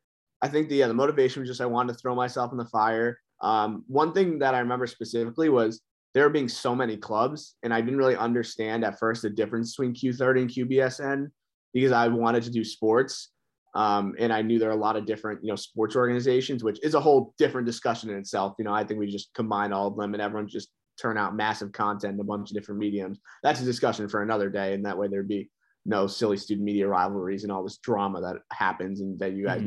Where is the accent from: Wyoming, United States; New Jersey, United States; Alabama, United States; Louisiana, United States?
New Jersey, United States; New Jersey